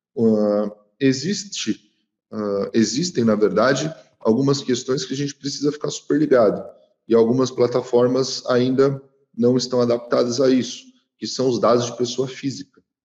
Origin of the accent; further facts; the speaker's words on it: São Paulo, Brazil; eu que sou de São Paulo, lá no centro tinha muito disso